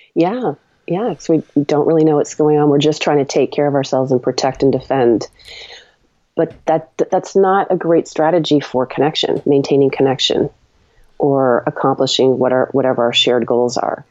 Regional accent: Longmeadow, Massachusetts, United States; grew up in Long Meadow

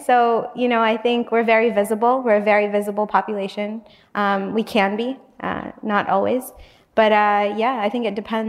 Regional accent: Flint, Michigan, United States; now in New York, United States; I grew up in Flint, Michigan. I live in New York currently.

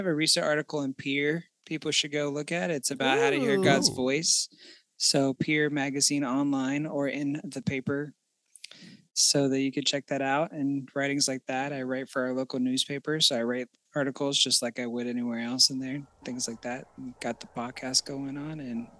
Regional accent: Ireland; I'm an Irish.

